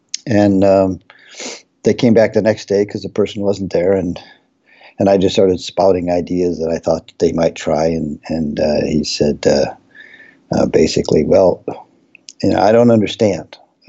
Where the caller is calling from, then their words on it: College Park, Maryland, United States; I'm dialing in from College Park, Maryland, where we have the TRACE Center.